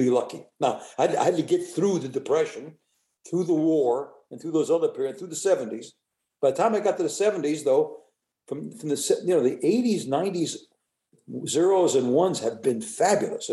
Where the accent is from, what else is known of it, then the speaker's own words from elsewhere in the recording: United States; I was born in the United States